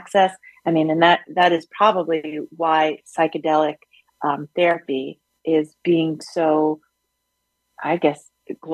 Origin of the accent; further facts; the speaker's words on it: New York City, New York, United States; moved away as an adult; also born or lived in Yellow Springs, Ohio; I grew up in Brooklyn